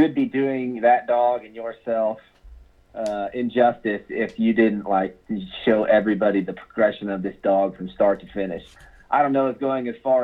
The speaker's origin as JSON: {"language": "English", "region": "Kansas", "country": "United States", "tie": "born or raised there", "said": "I was born and raised in Kansas"}